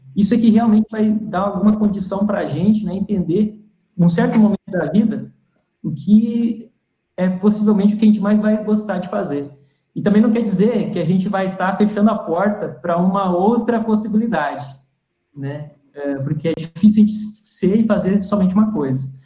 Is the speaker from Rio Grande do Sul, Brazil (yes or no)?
yes; Toropi, Rio Grande do Sul, Brazil; also born or lived in Santa Maria; sou do Rio Grande do Sul, como o Igor comentou também, sou gaúcho, né, sou de Santa Maria, na verdade Toropi